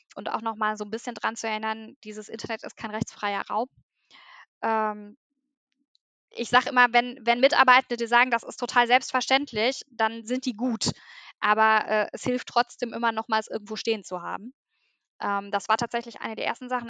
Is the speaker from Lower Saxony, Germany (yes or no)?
no; southern Sauerland, North Rhine-Westphalia, Germany; moved away as an adult; also born or lived in Bochum; ich komme äh, gebürtig aus dem südlichen Sauerland, äh, bin dann zum Studium nach Bochum gegangen